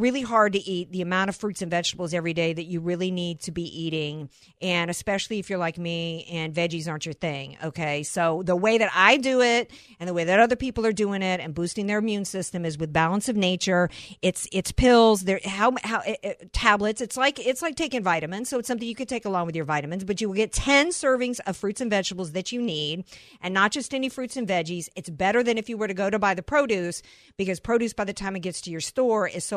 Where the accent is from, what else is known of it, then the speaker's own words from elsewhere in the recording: Deep South, United States; now in San Diego County, United States; I grew up in the Deep South